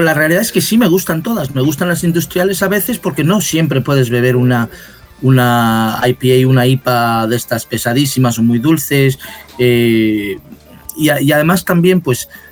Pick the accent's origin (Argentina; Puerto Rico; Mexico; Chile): Mexico; now in Madrid, Spain; como crecí en México, pues uso también mucho la palabra chela